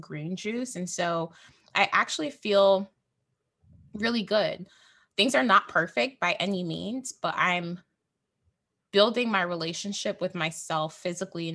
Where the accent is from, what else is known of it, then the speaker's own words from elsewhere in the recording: Jamaica; I'm Jamaican, I'm Black